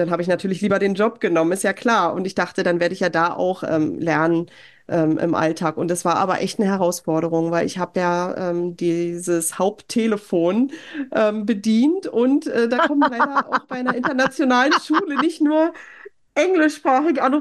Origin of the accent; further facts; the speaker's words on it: Germany; moved away as an adult; now in Norway; als Deutscher